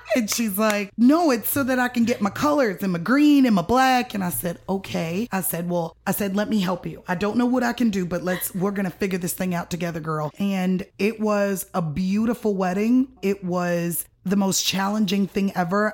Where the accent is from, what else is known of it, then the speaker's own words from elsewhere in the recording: Miami, Florida, United States; also born or lived in Tallahassee, Florida; now in Nashville, United States; I am originally from Miami, Florida